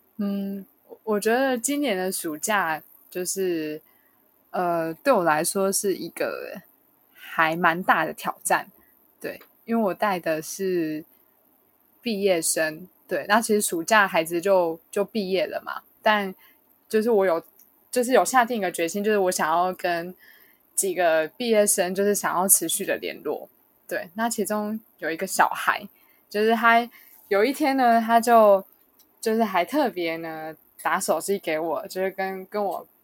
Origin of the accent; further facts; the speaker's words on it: Kaohsiung, Taiwan; now in New Taipei, Taiwan; 我家乡是在高雄，但我刚好说我工作是在新北